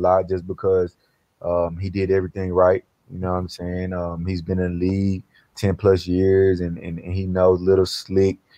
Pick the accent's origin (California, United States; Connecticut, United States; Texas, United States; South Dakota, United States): Texas, United States; Dallas; now in Philadelphia, United States; me being from the South, born and raised in Dallas, Texas